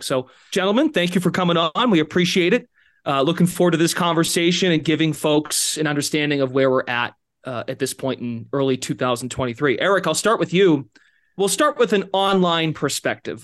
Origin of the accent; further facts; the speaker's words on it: Massachusetts, United States; I'm from Massachusetts